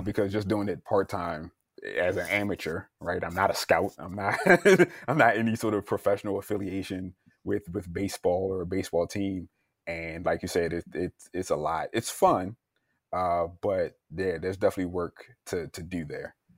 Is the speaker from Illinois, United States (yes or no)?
no; Baltimore, Maryland, United States; I'm originally from Baltimore, Maryland